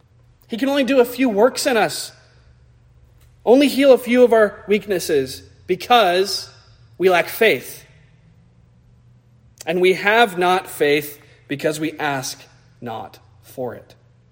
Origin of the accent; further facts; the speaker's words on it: United States; as American Christians